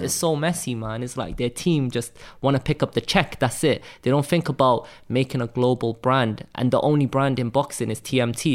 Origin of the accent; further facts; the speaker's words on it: Cardiff, Wales, United Kingdom; I'm not from London, I'm from Wales.